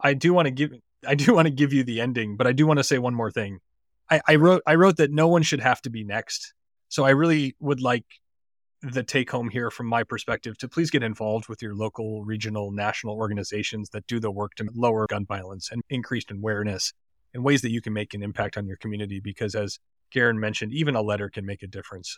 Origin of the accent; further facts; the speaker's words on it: Highland Park, Illinois, United States; my hometown in Highland Park